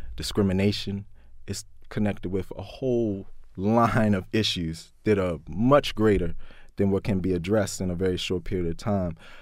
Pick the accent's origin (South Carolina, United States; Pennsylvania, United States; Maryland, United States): Maryland, United States; Baltimore; growing up in West Baltimore, um, growing up in Baltimore in general